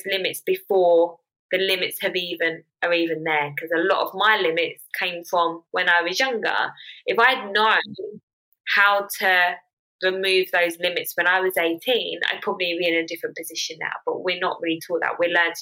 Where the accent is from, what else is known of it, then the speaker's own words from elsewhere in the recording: United Kingdom; I'm 28 from London, Essex